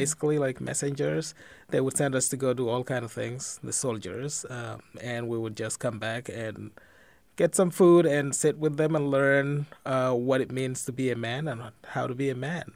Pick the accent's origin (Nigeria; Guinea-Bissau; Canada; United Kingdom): Guinea-Bissau; also born or lived in Israel; now in Dubuque, United States; I was born and raised in Guinea-Bissau in West Africa